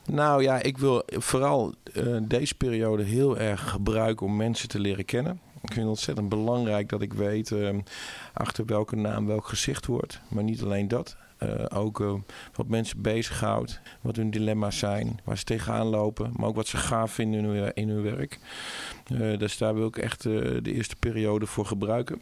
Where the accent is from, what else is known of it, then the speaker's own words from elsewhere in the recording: Zwolle, Overijssel, Netherlands; ik kom uit Zwolle.